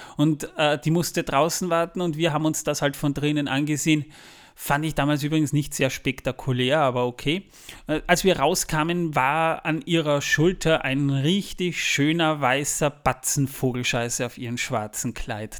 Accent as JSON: {"language": "German", "country": "Austria", "said": "Wir kommen extra aus Österreich angereist"}